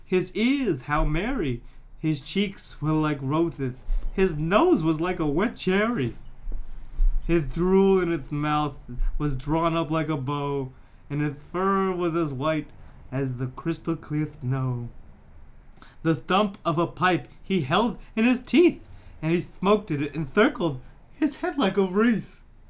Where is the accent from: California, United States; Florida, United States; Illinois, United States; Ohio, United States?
Florida, United States; Tallahassee; I'm from Tallahassee, Florida.